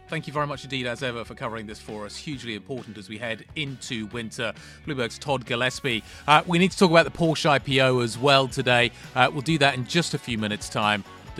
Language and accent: English; Guernsey; I grew up in Guernsey